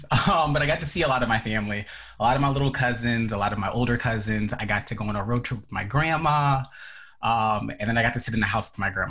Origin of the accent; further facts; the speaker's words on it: Tennessee, United States; born there; also born or lived in six different places; I've lived in like six different places, but I was born in Tennessee, um, so that will forever be my actual home state.